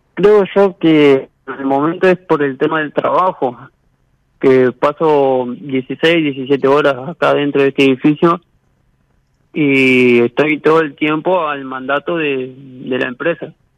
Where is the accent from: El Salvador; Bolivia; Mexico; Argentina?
Argentina; Paraná, Entre Ríos; De Paraná